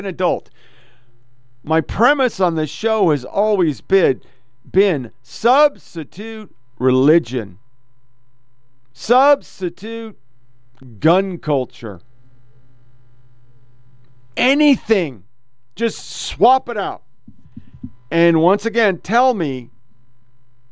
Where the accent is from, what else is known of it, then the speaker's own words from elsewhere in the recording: Oregon, United States; I was born in Oregon.